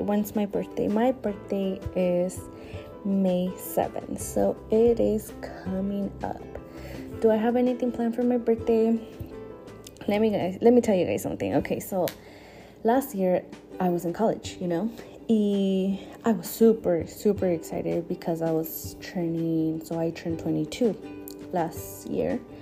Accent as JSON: {"language": "English", "town": "San Luis Obispo", "region": "California", "country": "United States", "tie": "born or raised there", "also_born_or_lived": "State of Mexico, Mexico", "said": "I was born in Mexico, in el estado de Mexico. I was born there and I moved to this country when I was what, around like seven or eight years old. So yeah, ever since I grew up here in San Luis Obispo"}